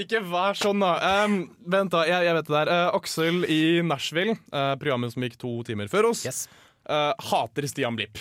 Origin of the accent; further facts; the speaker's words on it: Oslo, Norway; now in Trondheim, Norway; jeg kommer fra Oslo, men jeg kommer fra en stor